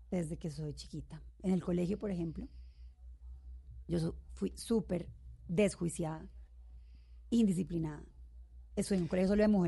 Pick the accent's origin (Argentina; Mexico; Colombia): Colombia; Bogotá; also born or lived in Cali; Siempre he vivido aquí en Bogotá